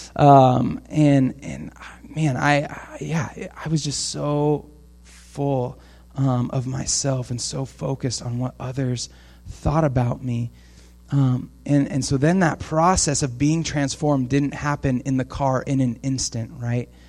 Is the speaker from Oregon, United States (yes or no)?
yes; Portland, Oregon, United States; now in Camas, United States; I grew up in Portland